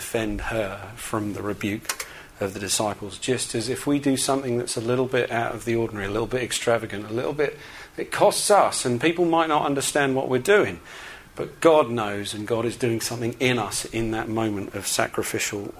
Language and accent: English; England, United Kingdom; I'm pretty English.